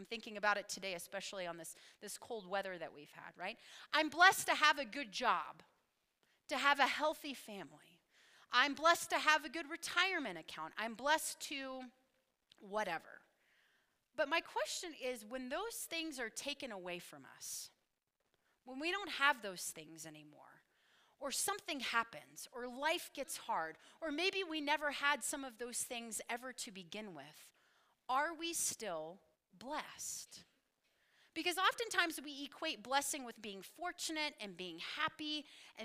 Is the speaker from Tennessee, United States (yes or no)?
yes; Knoxville, Tennessee, United States; moved away; I was born and raised in Knoxville, Tennessee